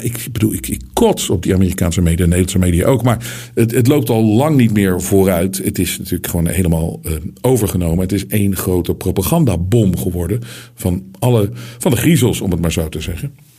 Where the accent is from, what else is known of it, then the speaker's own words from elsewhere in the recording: Netherlands; wij komen uit Nederland, wat een klein land is.